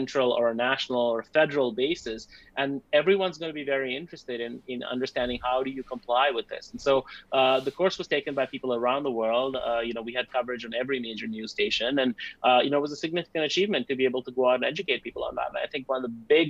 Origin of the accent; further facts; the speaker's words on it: India; now in Canada; we as South Asians and Indians